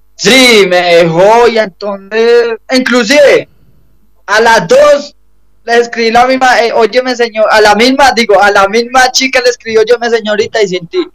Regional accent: Medellín, Antioquia, Colombia; yo soy de Medellín

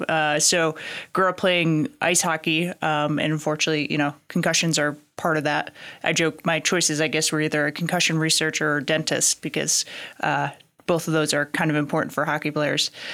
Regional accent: Connecticut, Massachusetts area, New England, United States; now in Lexington, United States; I grew up in Connecticut, Massachusetts area

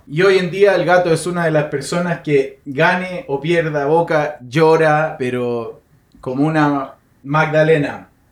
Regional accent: Chile; yo también vengo de Chile y vengo de una parte de campo

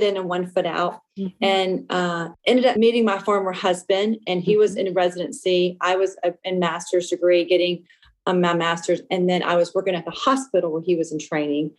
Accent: Lafayette, Louisiana, United States; now in Seattle, United States; I was born and raised in Lafayette, Louisiana, a small Cajun town of about 150,000 people

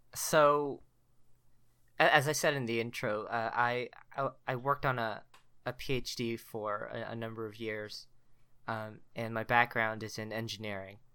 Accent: Richardson, Texas, United States; moved away as an adult; also born or lived in Korea / College Station, Texas; I was born in Korea, came to the States when I was ten months old, uh, lived in the Richardson area of Dallas, uh, for about twenty-three, twenty-four years

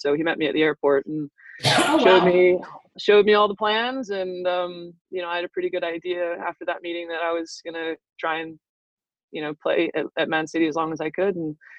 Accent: Southern California, United States; moved away as an adult; also born or lived in Sweden / Manchester; my parents are from Manchester originally. My entire family's from England. I was born and raised in Southern California. And then I moved to Sweden after 3 years in the WPS for Sky Blue

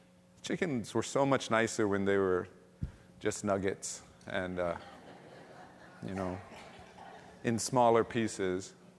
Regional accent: Ewa Beach, Hawaii, United States; And where we grew up in Real Eva Beach is a very different place.

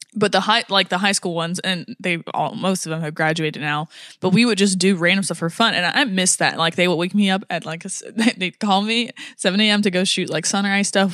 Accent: United States; I'm American

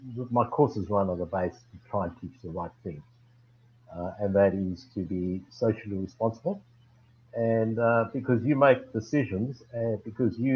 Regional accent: South Africa; moved away as an adult; now in Australia; I'm originally from South Africa, born and bred, four generations, origins from China. But immigrated here in 83

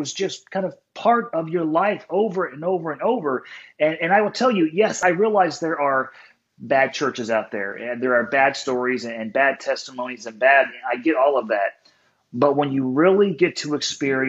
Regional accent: San Diego, California, United States; I was born in San Diego

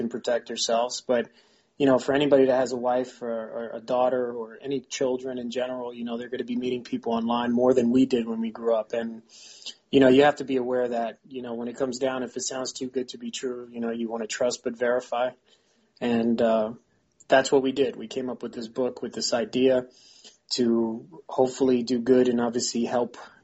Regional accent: New York City, New York, United States; moved away as an adult; also born or lived in United Kingdom; now in Pennsylvania, United States; I'm from the South Bronx, born and raised in Bronx Lebanon Hospital, right there in the Grand Concourse in Mount Eden.

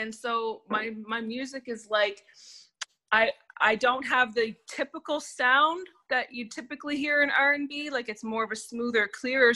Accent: Nova Scotia, Canada; I am from Nova Scotia, Canada

